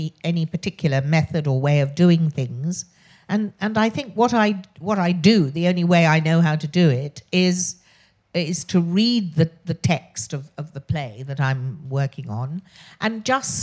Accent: Oxford, South East England, United Kingdom; accent: posh; I was born in Oxford, which is why I have this very irritatingly posh voice.

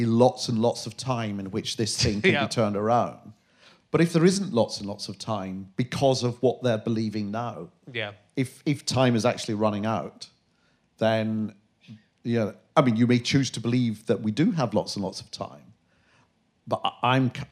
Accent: Glasgow, Scotland, United Kingdom; I'm from Glasgow

